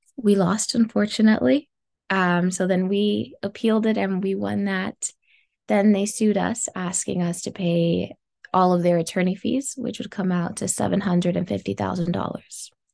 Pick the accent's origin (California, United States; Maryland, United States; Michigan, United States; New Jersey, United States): California, United States; Los Angeles; I grew up in South Los Angeles